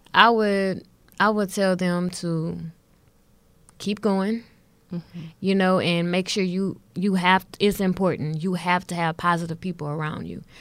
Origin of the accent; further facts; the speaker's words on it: Houston, Texas, United States; I'm born and raised in Houston